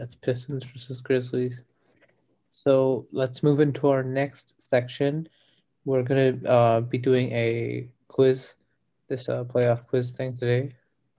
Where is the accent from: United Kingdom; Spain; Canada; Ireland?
Ireland; In this episode, I'm Irish and my co-host Jean is here.